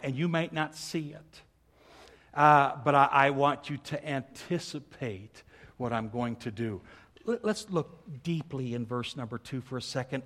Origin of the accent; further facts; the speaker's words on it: Milwaukee, Wisconsin, United States; When I was a little kid growing up in Milwaukee